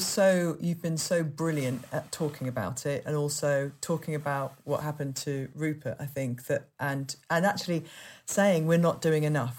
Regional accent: Yorkshire and the Humber, United Kingdom; I'm from Yorkshire

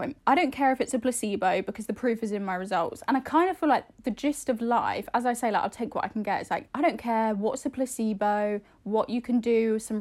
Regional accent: Ireland; I'm Irish

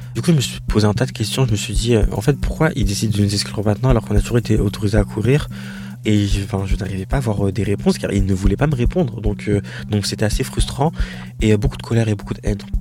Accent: France; je suis française

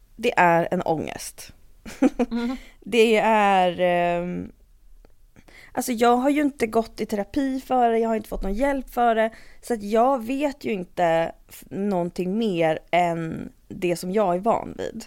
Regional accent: Stockholm, Stockholm County, Sweden; also born or lived in London / Uppsala; är jag uppvuxen i Stockholm. Och har bott här liksom hela tiden mm. ungefär

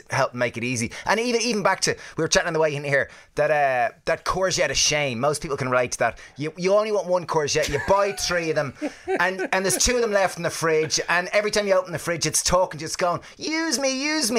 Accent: Ireland; we're Irish

